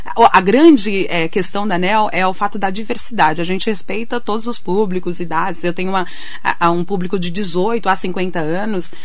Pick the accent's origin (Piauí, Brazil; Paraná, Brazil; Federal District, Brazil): Piauí, Brazil; Anísio de Abreu; also born or lived in São Paulo; now in Mogi das Cruzes, Brazil; eu sou nordestina, né? Eu sou lá do Piauí